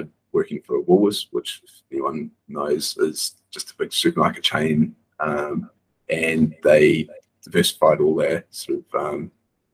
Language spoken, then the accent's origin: English; New Zealand; moved away as an adult; now in Bali, Indonesia; I grew up on a farm in New Zealand